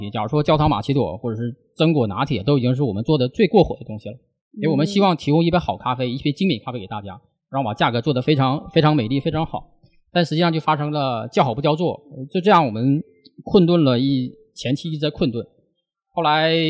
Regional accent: Northeast China, China; moved away as an adult; now in Shanghai, China; 我是外地人啊，其实我是东北人

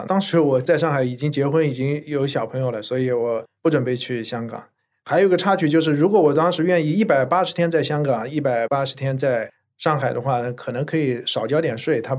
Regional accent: China; 其实也就是我们中国人存银行太多了，买房子太多了。应该多投一些权益资产。

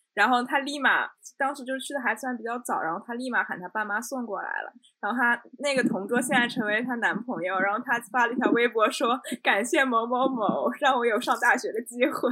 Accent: Shanghai, China; 跟我们上海看到的那种不太一样

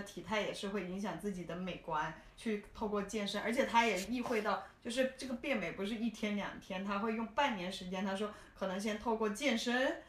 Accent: China; moved away; also born or lived in Shenzhen / Hong Kong / United States; 我自己是大陆出生，深圳念过一段书，香港也念过书，然后工作过一小段时间

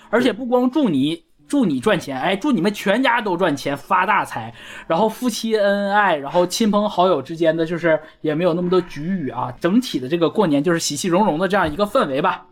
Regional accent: China; 我们中国人过年就是开心

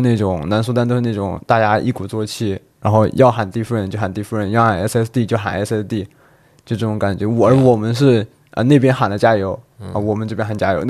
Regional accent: China; 于对于我们中国人来说，

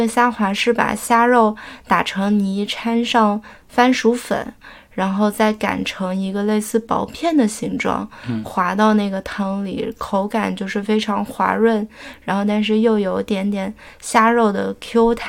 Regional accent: Fujian, China; moved away; 即便我作为一个福建人，

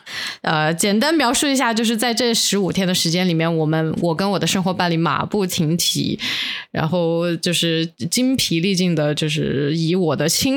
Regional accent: South China, China; 作为一个南方人，很难下手购买这个鲜肉月饼。我觉得这个不是我们体系的东西。

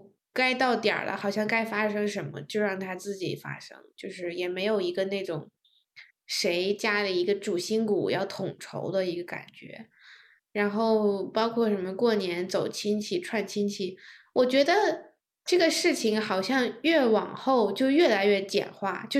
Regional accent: Beijing, China; moved away as an adult; now in United States; 平时我在北京也可以吃很多

